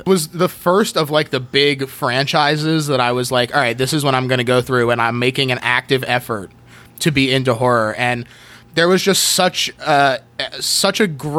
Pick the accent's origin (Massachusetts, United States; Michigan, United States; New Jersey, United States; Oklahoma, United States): New Jersey, United States; and I was from New Jersey.